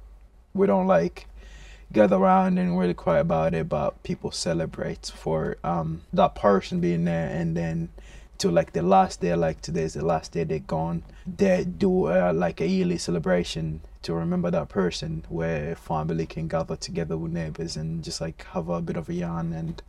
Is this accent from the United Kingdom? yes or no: no; DR Congo; moved away; And again, I came from the Congo, one of the richest place in the world, mineral wise, in terms of resources and stuff. There's always wars going on there, so life there, it's not really as sustainable as it's supposed to be over here.